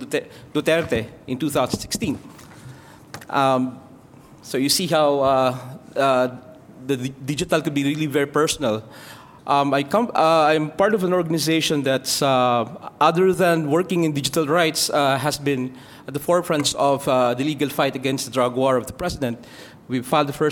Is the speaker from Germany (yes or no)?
no; Philippines; I come from the Philippines